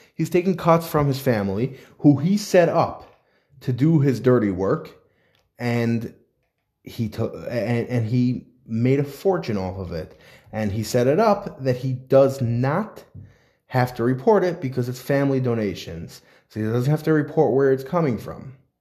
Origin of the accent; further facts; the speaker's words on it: New York, United States; now in New Jersey, United States; I come from New York. I live in New Jersey now, but I come from New York